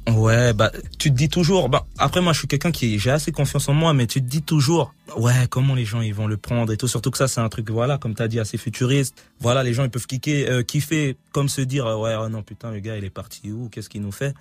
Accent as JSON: {"language": "French", "country": "Switzerland", "said": "je viens de Suisse"}